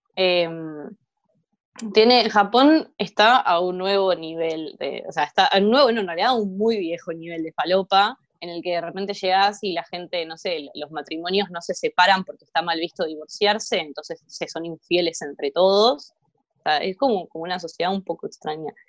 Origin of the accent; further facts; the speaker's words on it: Argentina; este es el país en el que vivimos